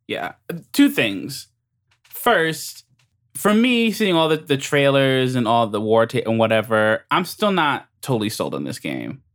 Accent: United States; I'm American

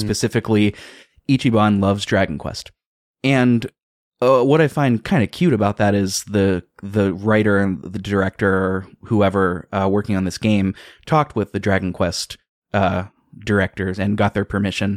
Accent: United States; I'm from America, I live in America, I have all my life

